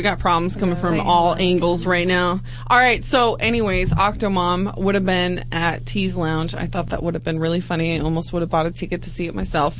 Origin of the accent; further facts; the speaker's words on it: Huntington Beach, California, United States; moved away; my hometown of Huntington Beach, California.